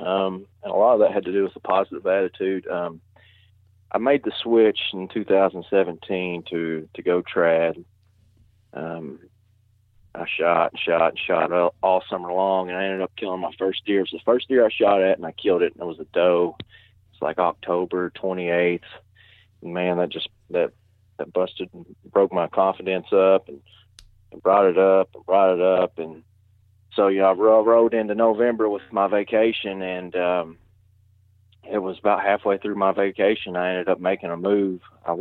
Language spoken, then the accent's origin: English; Kentucky, United States; Man, I'm from West Kentucky, and I actually sit right on the Ohio River.